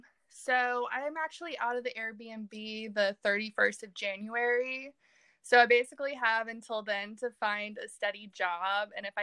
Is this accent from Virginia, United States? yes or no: yes; Richmond, Virginia, United States; I grew up outside of Richmond, Virginia